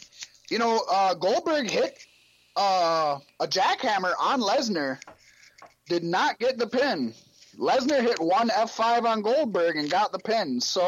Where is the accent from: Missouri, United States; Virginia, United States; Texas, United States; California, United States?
Virginia, United States; Virginia Beach